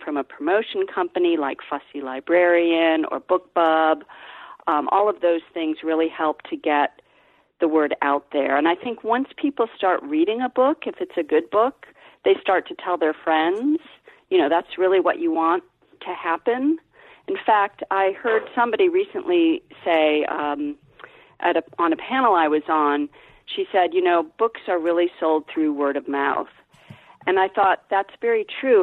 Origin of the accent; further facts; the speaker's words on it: Ohio, United States; I'm from Ohio